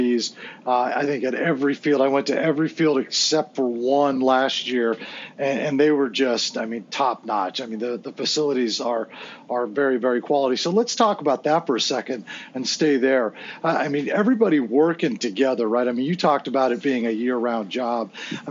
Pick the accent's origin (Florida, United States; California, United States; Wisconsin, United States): California, United States; San Diego; now in Orange County, United States; I'm born and raised in San Diego and now live in Orange County